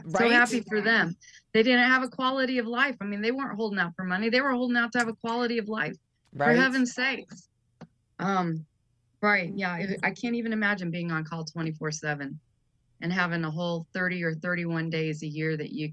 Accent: Kokomo, Indiana, United States; I lived in Kokomo. I'm from Kokomo, Indiana.

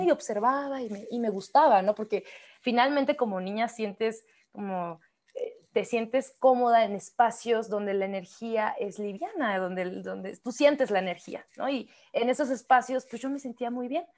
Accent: Oaxaca, Mexico; somos oaxaqueñas, por cierto, no lo hemos dicho, pero somos oaxaqueñas

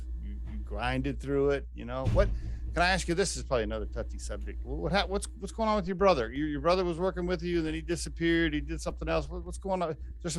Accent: Oklahoma, United States; moved away; I grew up in Oklahoma and I was back home recently for some family stuff.

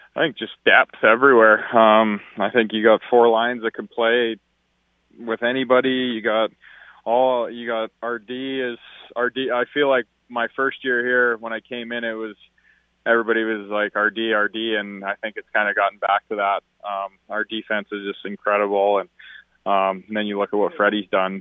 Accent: Alberta, Canada; moved away; I'm from Alberta

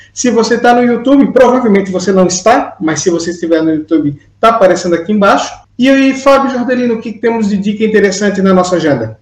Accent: Brazil; now in Portugal; nós somos aqui três migrantes brasileiros na Europa

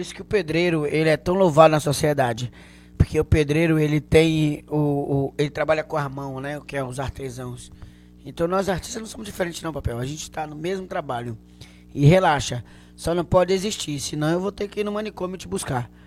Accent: Canavieiras, Bahia, Brazil; Sou de uma região sul chamada Canavieiras. Mas é Bahia, é Brasil, viu?

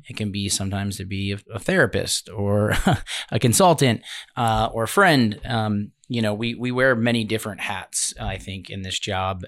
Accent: Baltimore, Maryland, United States; moved away as an adult; also born or lived in Miami, Florida / Jupiter, Florida; now in Palm Beach County, United States; I'm from Baltimore originally

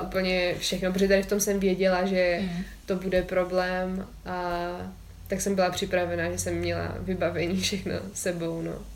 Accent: Czechia; jsme z České republiky

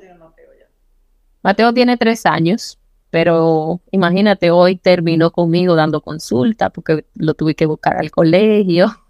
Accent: Licey al Medio, Santiago, Dominican Republic; yo nací en Las Palomas. Yo siempre orgullosamente de ser, como nos dicen a los que nacimos allá, palomero. Es una comunidad que pertenece a Licey al Medio, que es un municipio de Santiago.

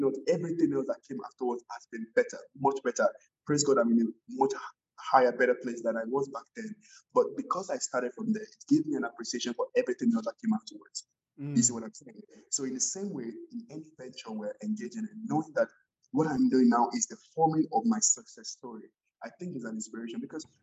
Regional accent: Nigeria; moved away as an adult; also born or lived in Edmonton, Canada; I was coming from Nigeria

